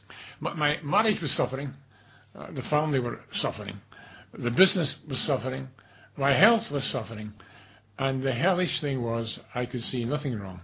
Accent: Glasgow, Scotland, United Kingdom; I'm from Glasgow.

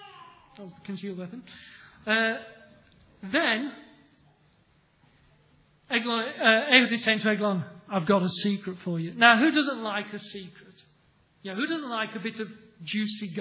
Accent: England, United Kingdom; We're English

